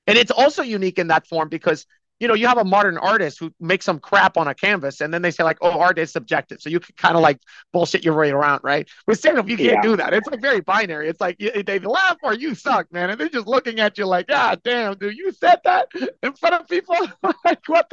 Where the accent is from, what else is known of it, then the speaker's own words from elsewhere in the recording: Dominican Republic; moved away as an adult; also born or lived in New York City, United States; I'm from the Dominican Republic. I come from a long line of pineapple farmers. I came to school at New York University